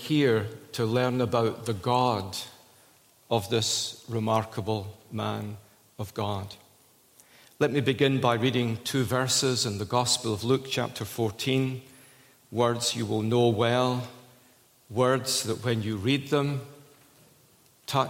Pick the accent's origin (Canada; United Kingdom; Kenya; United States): United Kingdom; Scotland; I'm a Scot